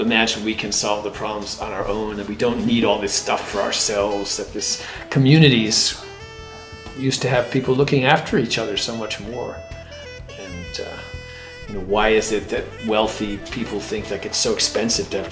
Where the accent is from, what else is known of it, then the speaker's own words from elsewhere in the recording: Connecticut, United States; growing up in Connecticut